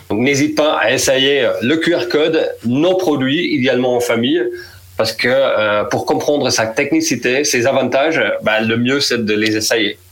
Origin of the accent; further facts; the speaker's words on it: Netherlands; French is a second language; moved away as an adult; je suis néerlandais